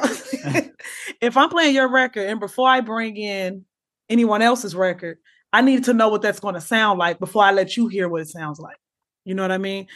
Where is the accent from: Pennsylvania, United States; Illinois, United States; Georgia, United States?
Illinois, United States; Chicago; I'm from Chicago